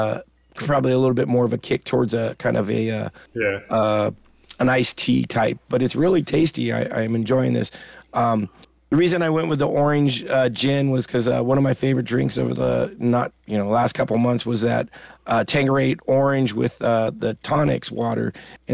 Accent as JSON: {"language": "English", "country": "United States", "said": "I'm an American"}